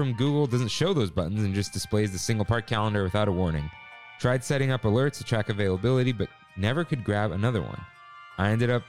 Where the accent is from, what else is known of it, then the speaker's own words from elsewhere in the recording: Baltimore, Maryland, United States; I'm from Baltimore and have family in Orlando, so I go to Disney World every few years